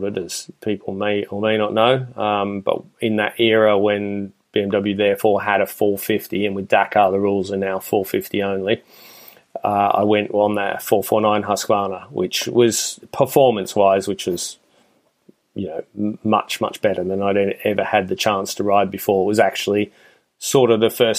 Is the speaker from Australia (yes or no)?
yes; Australia; moved away; I'm originally Australian